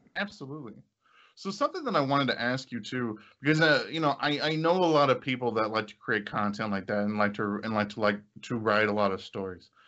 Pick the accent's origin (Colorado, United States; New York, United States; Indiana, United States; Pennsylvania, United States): Indiana, United States; we're from Indiana